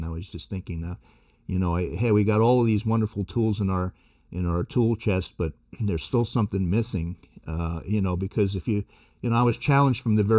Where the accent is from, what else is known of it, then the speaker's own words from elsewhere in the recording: New York City, New York, United States; Well, I was born in New York City in the Bronx and to a Sicilian-Italian family. My family was actually in the seafood and wholesale business. So we had, several fish markets in the Bronx.